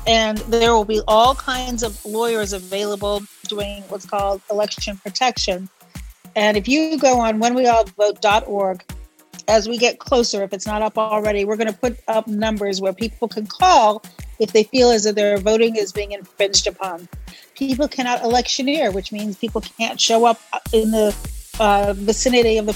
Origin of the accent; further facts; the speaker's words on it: Chicago, Illinois, United States; I'm from Chicago.